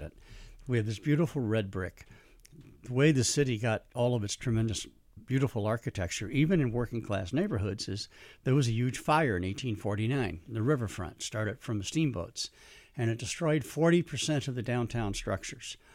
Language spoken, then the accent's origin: English; St. Louis, Missouri, United States; moved away as an adult; I'm from Saint Louis